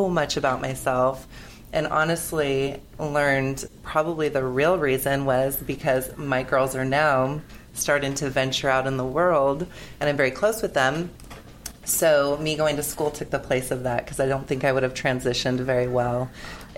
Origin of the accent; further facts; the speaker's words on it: San Diego, California, United States; I'm from San Diego, and my husband and I have had a construction company for 20 years